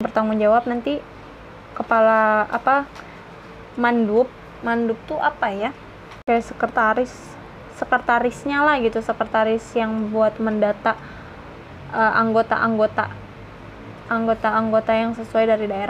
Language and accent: Indonesian; Bekasi, West Java, Indonesia; aku kan Jawa Barat ya Jawa Barat Bekasi kan masuknya bisa Jawa Barat bisa Jakarta